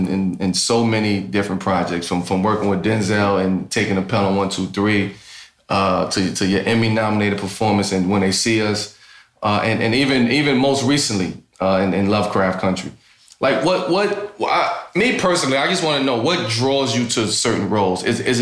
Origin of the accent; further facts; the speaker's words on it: the South, United States; the fact that growing up in the South, right, and you're around, you know, powerful Black women, hardworking Black women. So you see and you experience that every day growing up down there in the South, on the farm